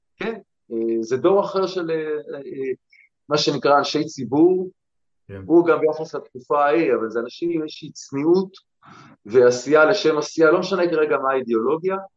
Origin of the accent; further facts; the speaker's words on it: Bnei Brak, Tel Aviv District, Israel; נולדתי בבני ברק